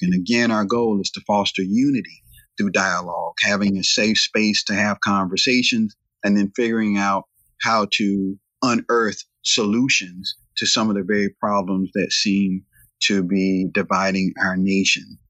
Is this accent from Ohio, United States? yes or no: no; Raleigh, North Carolina, United States; I'm from Southeast Raleigh, this became a predominantly black area